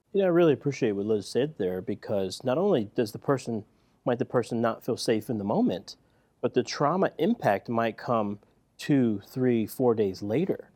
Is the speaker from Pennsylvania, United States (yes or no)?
yes; Philadelphia, Pennsylvania, United States; grew up in Philadelphia, right? West Philadelphia, to be exact